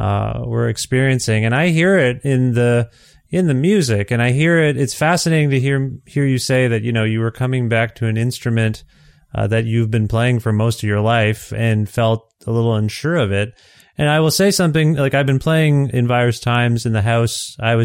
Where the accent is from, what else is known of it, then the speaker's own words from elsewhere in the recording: Canada; as a Canadian here